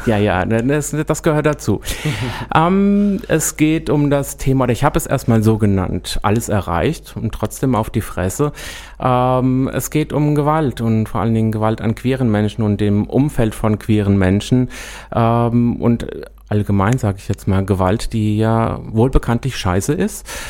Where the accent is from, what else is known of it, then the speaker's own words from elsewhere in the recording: Büdingen, Hesse, Germany; ich komme aus Büdingen, ist jetzt auch äh, nicht der Nabel der Welt und mhm. äh, Käfenrot war die Grundschule